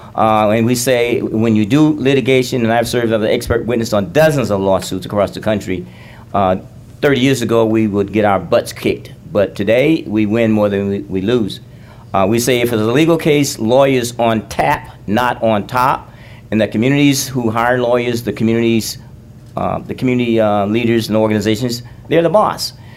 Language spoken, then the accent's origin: English; Alabama, United States; I grew up in Alabama